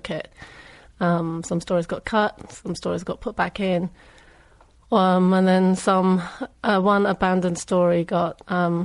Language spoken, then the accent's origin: English; England, United Kingdom; moved away as an adult; also born or lived in Hong Kong / London; now in United States; I'm Chinese. I was born and raised in England, moved to Hong Kong after college, lived the last decade